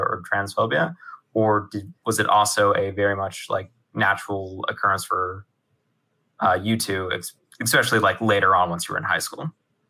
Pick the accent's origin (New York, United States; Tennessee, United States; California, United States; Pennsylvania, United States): California, United States; Los Angeles; I'm originally from Los Angeles